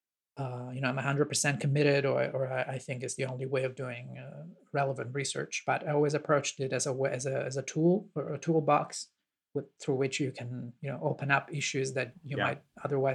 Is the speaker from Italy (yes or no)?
yes; Italy; I'm from Italy